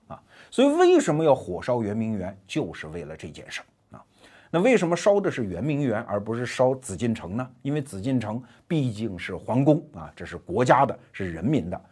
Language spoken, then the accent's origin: Chinese; China; 我们中国人